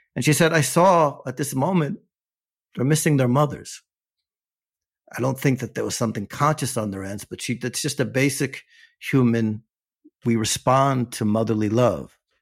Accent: United States; now in Ofakim, Israel; I'm an American expat intellectual, right, and writer

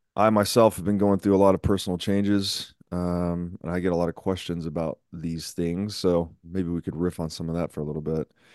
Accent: Tennessee, United States; I grew up in Tennessee

